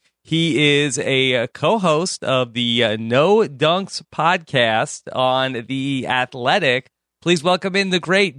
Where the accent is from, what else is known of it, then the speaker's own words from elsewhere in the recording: New York, United States; So I am I grew up in New York. I'm a Jets fan and a Mets fan.